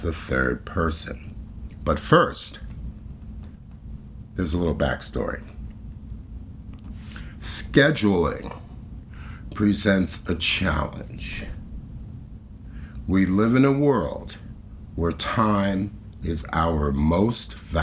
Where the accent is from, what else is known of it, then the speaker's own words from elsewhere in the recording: New York City, New York, United States; based in my hometown, NYC